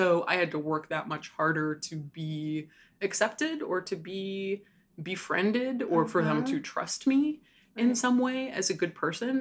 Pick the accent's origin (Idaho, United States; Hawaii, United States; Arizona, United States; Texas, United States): Hawaii, United States; moved away as an adult; also born or lived in Chicago; I grew up in Hawaii. I was born and raised in Hawaii